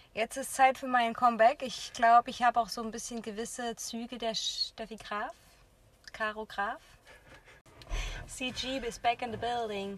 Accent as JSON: {"language": "German", "town": "Jena", "region": "Thuringia", "country": "Germany", "tie": "born or raised there", "said": "ich habe in meiner Jugend einfach hier in Jena Tennis äh, gespielt"}